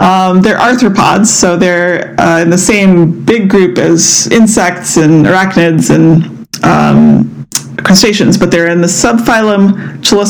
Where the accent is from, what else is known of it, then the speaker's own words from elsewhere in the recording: East Coast, United States; when I was a kid growing up on the East Coast